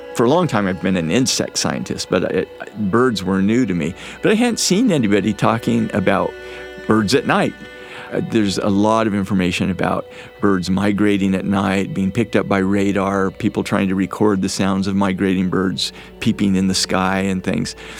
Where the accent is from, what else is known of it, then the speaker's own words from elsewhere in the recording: Moab, Utah, United States; I grew up in Moab